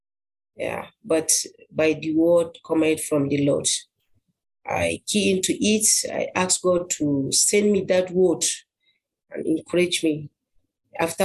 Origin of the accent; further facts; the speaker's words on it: Adamawa, Nigeria; from Nigeria. I'm from Adamawa State